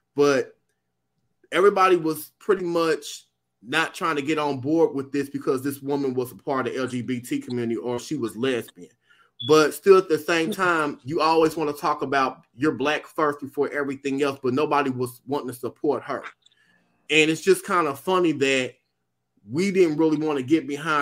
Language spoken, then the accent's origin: English; United States